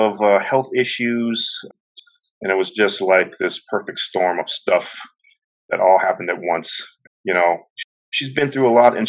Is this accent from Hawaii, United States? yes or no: yes; Kailua, Hawaii, United States; I grew up in Kailua, always been a Kailua boy.